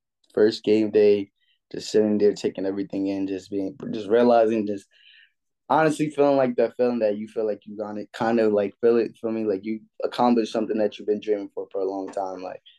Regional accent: Atlanta, Georgia, United States; and like I'm kind of from Atlanta, so it kind of sticks with me.

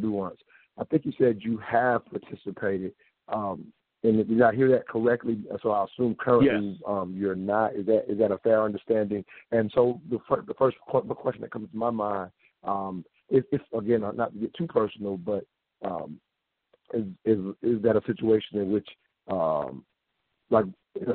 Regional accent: the South, United States; I'm from the South

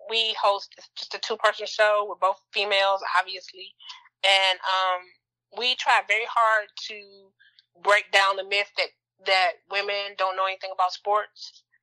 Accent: Detroit, Michigan, United States; I'm from Detroit

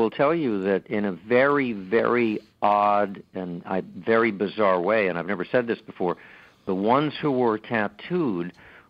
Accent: Los Angeles, California, United States; because I grew up in Los Angeles in the midst of a community of recent immigrants, post-World War II immigrants

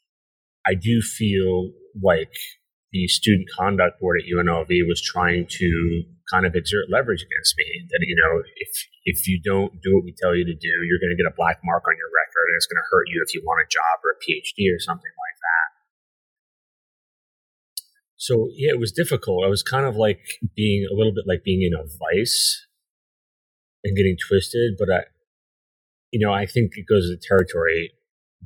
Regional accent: New Jersey, United States; I grew up in New Jersey, right outside Manhattan

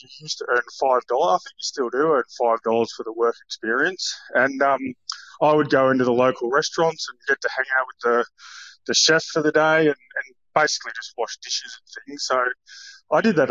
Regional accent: Warrnambool, Victoria, Australia; now in Brisbane, Australia; I grew up in Warrnambool, so I went to a public school down there

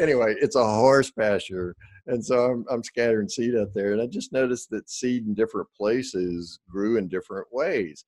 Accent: the South, United States; I'm from the South, so we say cussing out

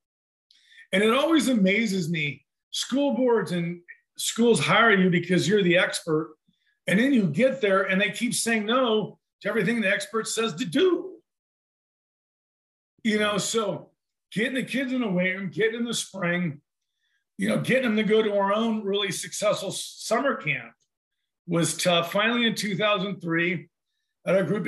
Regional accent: California, United States; moved away as an adult; now in Gold Beach, United States; I'm from California

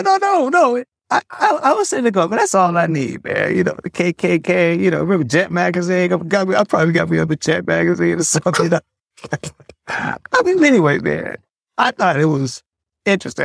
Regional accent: Detroit, Michigan, United States; moved away; also born or lived in Tulsa; I'm from Detroit

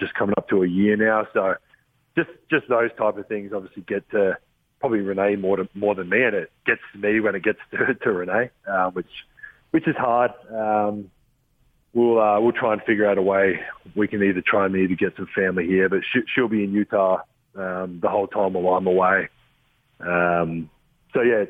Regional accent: Adelaide, South Australia, Australia; moved away; the Adelaide 36ers, which is my hometown.

